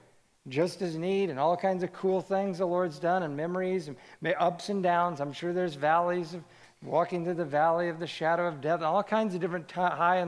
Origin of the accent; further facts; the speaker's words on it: Kansas City, United States; I grew up in Kansas City, the youngest of three boys